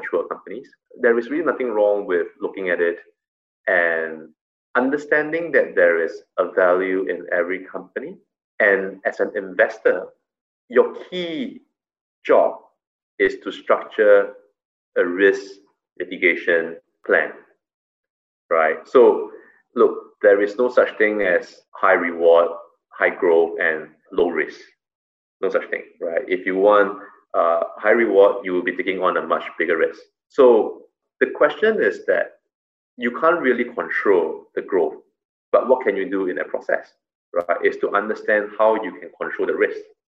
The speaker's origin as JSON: {"language": "English", "country": "Singapore", "said": "as a Singaporean"}